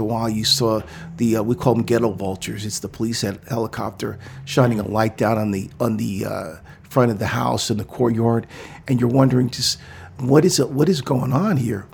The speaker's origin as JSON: {"language": "English", "town": "New York City", "region": "New York", "country": "United States", "tie": "born or raised there", "also_born_or_lived": "New Jersey", "moved": "as an adult", "lives_now": "Oakland, United States", "said": "I was born in New York City, and I grew up in the, uh, in the era when hip hop was just burgeoning above ground."}